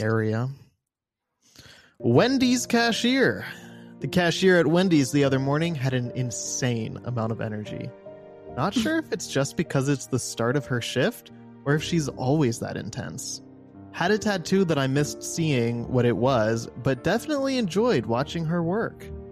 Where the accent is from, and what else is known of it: Midwest, United States; also born or lived in Los Angeles